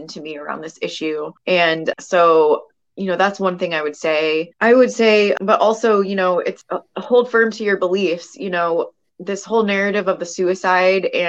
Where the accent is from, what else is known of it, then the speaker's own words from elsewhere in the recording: California, United States; California Senate, my home state